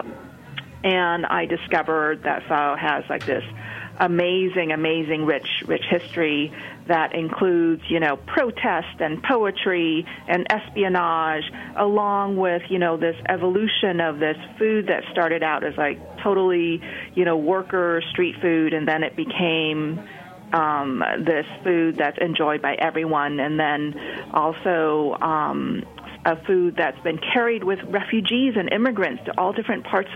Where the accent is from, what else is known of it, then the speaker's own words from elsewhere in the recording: Ho Chi Minh City, Vietnam; moved away; I was born in Saigon, and I got hooked on the soup really early on when I was about 5 years old, and we still live there